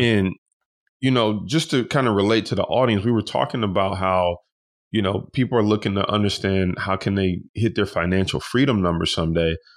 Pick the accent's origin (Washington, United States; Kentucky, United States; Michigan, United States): Michigan, United States; Detroit; we grew up in Detroit, you know, we was sleeping in sleeping bags